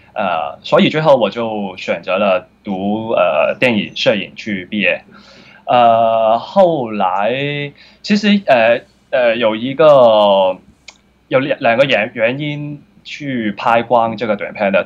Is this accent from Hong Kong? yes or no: yes; Hong Kong; 我小时候的长大的环境都是比较 很穷的，在香港，就是，呃，薪水部啊，不知道你们有没有去过，就是，呃，一些比较多地下街城的，呃，人，然后我就在这个环境长大